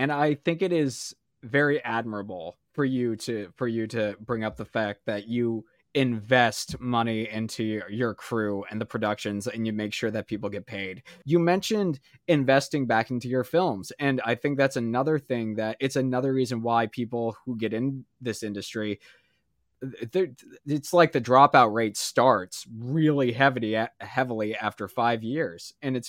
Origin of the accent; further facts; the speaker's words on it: Maine, United States; I love everybody that I grew up in Maine